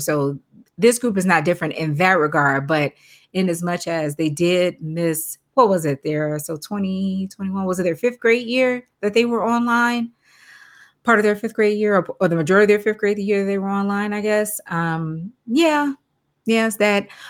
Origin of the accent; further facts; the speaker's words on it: Chicago, Illinois, United States; I am from Chicago